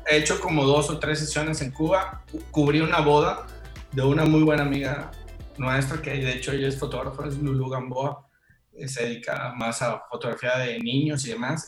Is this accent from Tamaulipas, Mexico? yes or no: no; Tabasco, Mexico; moved away as an adult; now in Mérida, Mexico; soy oriundo de Tabasco